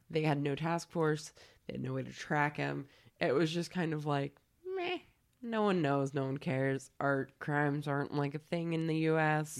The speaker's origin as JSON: {"language": "English", "region": "California", "country": "United States", "moved": "yes", "said": "I'm from California"}